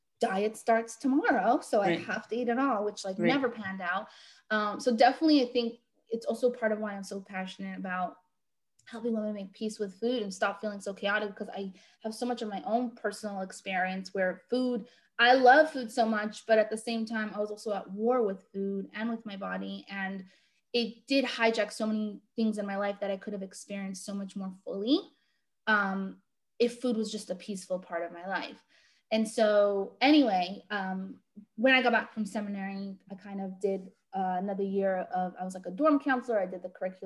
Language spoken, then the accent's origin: English; New York City, New York, United States; I am located in Brooklyn, New York. But really like kind of all over the world these days because we do everything virtually. Mm-hmm. But that is where I'm from